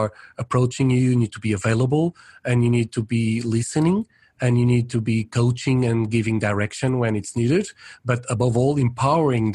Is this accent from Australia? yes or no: no; Portugal; moved away as an adult; also born or lived in Paris, France / Brazil / United States / Netherlands; mainly my country of origin, I'm Portuguese. And so for a long period, I lived in Portugal